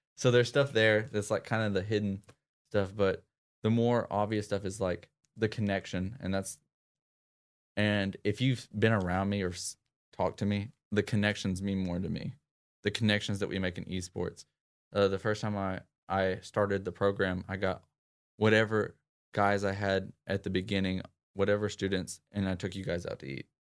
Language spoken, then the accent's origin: English; Clarendon, Arkansas, United States; my upbringing was a small town, uh, named Clarendon, Arkansas